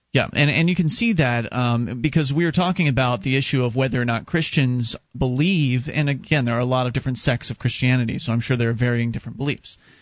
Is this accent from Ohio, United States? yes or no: no; Florida, United States; I was raised Presbyterian down uh, in Florida